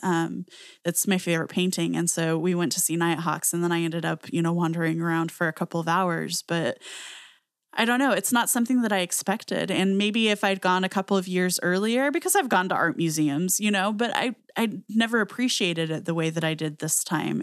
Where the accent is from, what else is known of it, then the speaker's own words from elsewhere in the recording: Southwest US, United States; I grew up in the Southwest U S